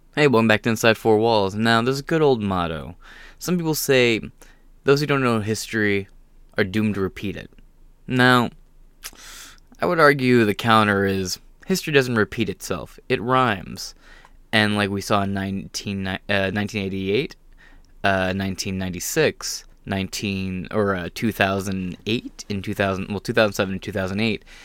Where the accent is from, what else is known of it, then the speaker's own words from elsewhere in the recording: Michigan, Ohio area, United States; I'm from the Mile Hill area, which is, like, the Michigan, uh, Michigan, Ohio area